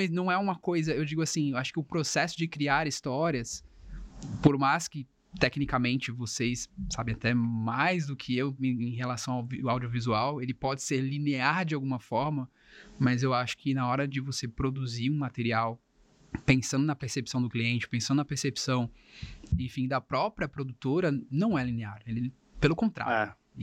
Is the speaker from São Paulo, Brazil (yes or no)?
yes; Cubatão, São Paulo, Brazil; eu sou cubatense, né? Eu sou de Cubatão, aqui da região